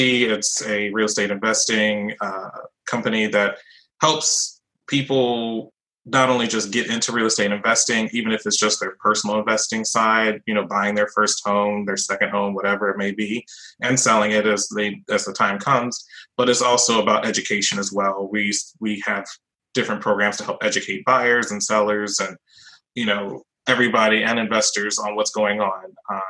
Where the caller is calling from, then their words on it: Orlando, Florida, United States; I'm calling from Orlando, Florida, Sunshine State.